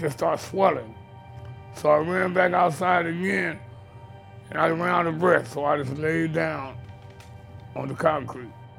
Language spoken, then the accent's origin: English; Sacramento, California, United States; I was born and raised right here in Sacramento